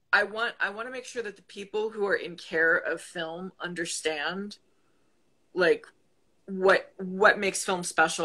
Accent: Buffalo, New York, United States; I'm originally from Buffalo

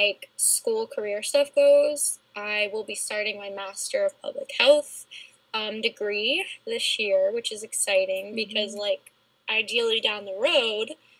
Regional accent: New Jersey, United States; I'm from New Jersey

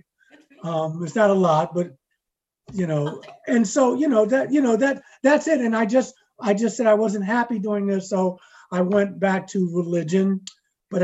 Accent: Baltimore, Maryland, United States; moved away as an adult; also born or lived in New York; I was born in Baltimore, you know, Baptist, parents worked for the government. My father, my biological dad, I didn't meet him until later on. So my stepdad raised me, lived in Baltimore, Maryland, grew up in the projects

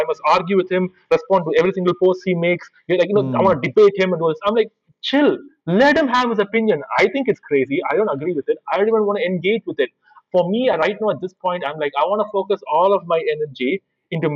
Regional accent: India; I'm an Indian

